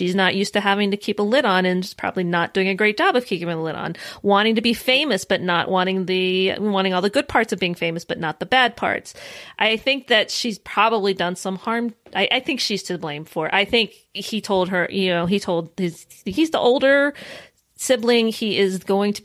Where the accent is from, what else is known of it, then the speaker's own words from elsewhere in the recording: United States; we as American women